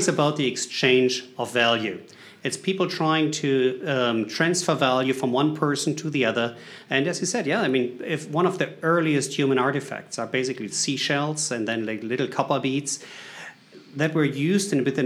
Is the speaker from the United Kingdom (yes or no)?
no; Germany; English is a second language; moved away as an adult; now in United States; I'm coming from Germany originally, but I live in the U.S.